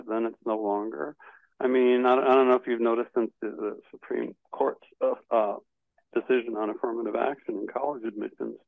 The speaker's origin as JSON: {"language": "English", "town": "Detroit", "region": "Michigan", "country": "United States", "tie": "born or raised there", "moved": "yes", "lives_now": "New York, United States", "said": "I was born in Detroit."}